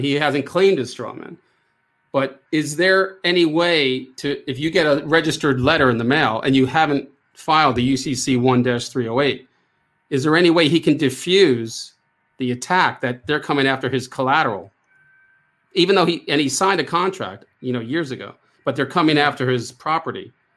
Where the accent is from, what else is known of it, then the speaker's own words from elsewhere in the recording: United States; I am American